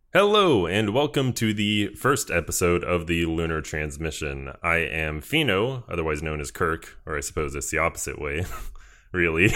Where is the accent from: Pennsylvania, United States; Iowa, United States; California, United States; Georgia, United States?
Georgia, United States; I am from Georgia, which is in the sou-, or southern United States.